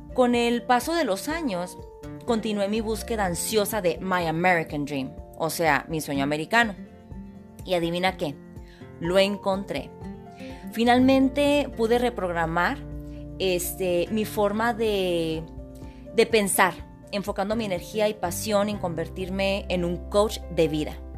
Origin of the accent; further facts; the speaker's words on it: Hermosillo, Sonora, Mexico; now in United States; Soy originaria de Hermosillo, Sonora, México. Llevo radicando en Estados Unidos aproximadamente 30 años